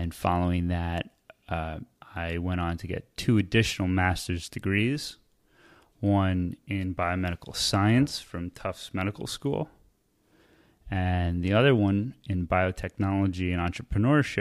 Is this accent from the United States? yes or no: yes; Bergen County, New Jersey, United States; I grew up in Bergen County, which is right outside of Manhattan